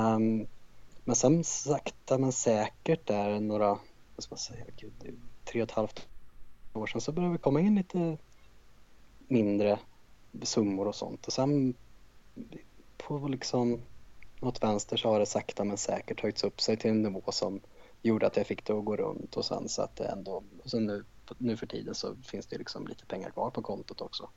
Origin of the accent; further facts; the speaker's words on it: Karlskoga, Värmland, Sweden; moved away as an adult; now in Stockholm, Sweden; Ursprungligen kommer jag från en liten stad i Värmland som heter Karlskoga